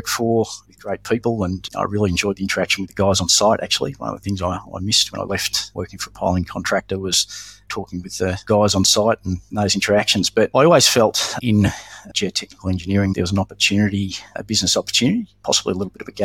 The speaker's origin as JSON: {"language": "English", "town": "Melbourne", "region": "Victoria", "country": "Australia", "tie": "born or raised there", "also_born_or_lived": "Brisbane", "said": "I grew up predominantly in Melbourne with a brief stint in Brisbane"}